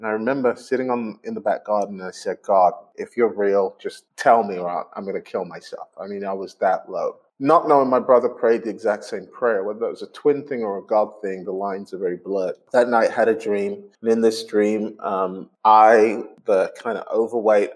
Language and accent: English; Glasgow, Scotland, United Kingdom; accent: Scottish; I grew up in Glasgow. And so I was probably the only black person in existence with a Scottish accent.